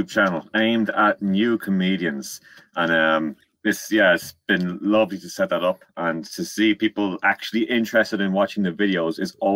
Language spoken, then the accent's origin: English; Ireland; accent: Irish; moved away as an adult; now in London, United Kingdom; Uh, now I'm from Ireland, as you can probably tell by my accent, and I moved over to London in 2015.